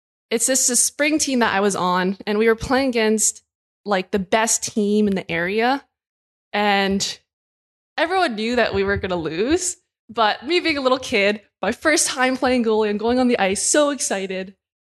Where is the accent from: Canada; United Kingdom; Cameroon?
Canada; Burnaby, British Columbia; Yeah, so I grew up in Burnaby and played boys hockey pretty much all the way up until I went to college.